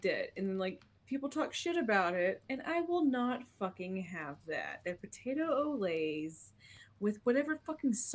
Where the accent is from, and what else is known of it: Snyder, Texas, United States; born or raised there; moved away